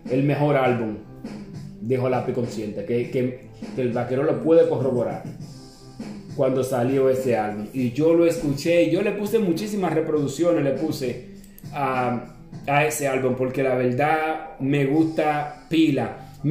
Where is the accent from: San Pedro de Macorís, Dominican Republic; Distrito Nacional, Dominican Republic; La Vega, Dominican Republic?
San Pedro de Macorís, Dominican Republic; porque nosotros somos de San Pedro de Macorís y hay que apoyar a la gente de uno.